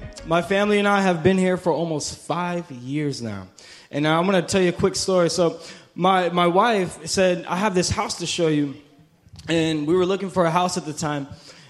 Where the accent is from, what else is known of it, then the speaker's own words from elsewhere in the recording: New York, United States; now in Orlando, United States; Listen, when I moved to Orlando from New York, I thought that was the country. I thought Orlando was the country.